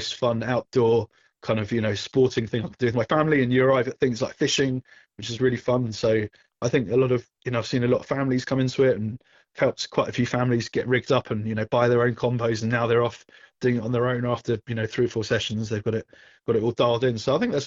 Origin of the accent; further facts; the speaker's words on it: England, United Kingdom; moved away as an adult; now in Southern California, United States; when I came from England, obviously we had a huge beach and surf fishing culture with our coastline